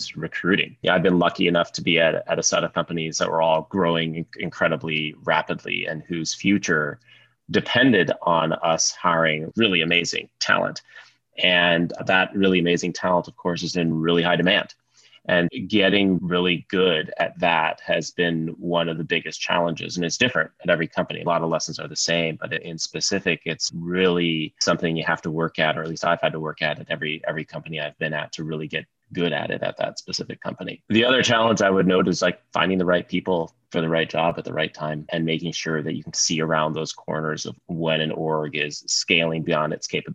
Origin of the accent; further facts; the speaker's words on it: Sioux Falls, South Dakota, United States; I grew up in Sioux Falls, South Dakota